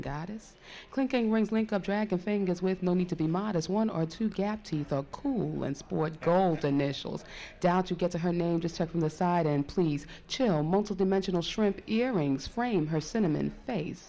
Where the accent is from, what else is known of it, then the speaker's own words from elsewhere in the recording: New York City, New York, United States; I'm from Brooklyn